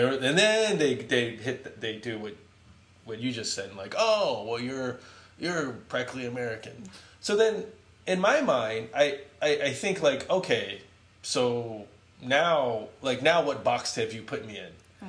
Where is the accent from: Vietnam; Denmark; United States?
Vietnam; So when people, I say I'm from Vietnam, people typically say, "Will you ever go back?"